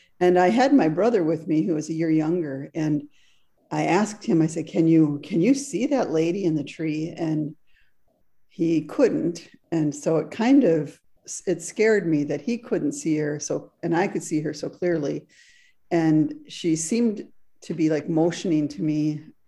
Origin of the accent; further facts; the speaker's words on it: Frankfurt, Hesse, Germany; English is a second language; When I was a little girl growing up in Frankfurt, Germany, which is where I was born, there was a park adjacent to our home.